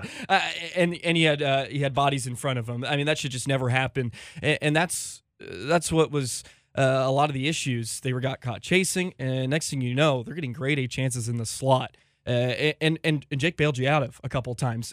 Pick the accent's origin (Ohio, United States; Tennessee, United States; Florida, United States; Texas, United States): Texas, United States; Richardson; also born or lived in St. Cloud, Minnesota; I was born and raised in Richardson, Texas